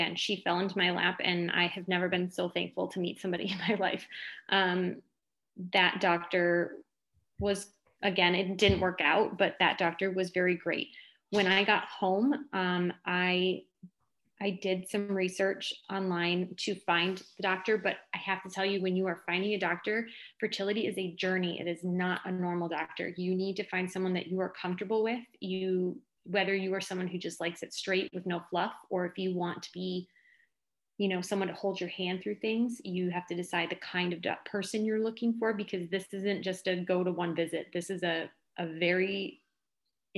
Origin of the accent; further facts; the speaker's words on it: Detroit, Michigan, United States; I'm from the Detroit area